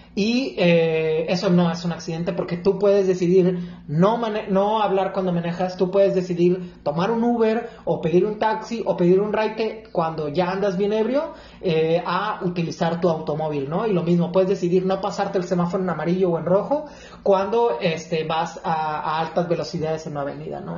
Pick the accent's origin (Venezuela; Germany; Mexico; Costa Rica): Mexico; La Paz, Baja California Sur; also born or lived in Guadalajara; Soy de La Paz, Baja California